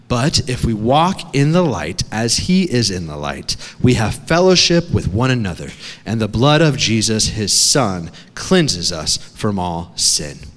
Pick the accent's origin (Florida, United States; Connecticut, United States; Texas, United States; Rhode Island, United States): Connecticut, United States; also born or lived in Massachusetts / New York; Now, I grew up on the East Coast. It's cold water over there. I grew up in Connecticut, Massachusetts, New York.